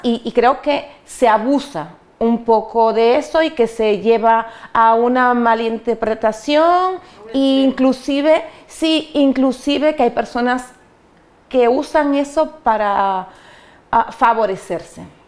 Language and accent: Spanish; Dominican Republic; moved away as an adult; now in Spain; yo soy dominicana y yo vengo a España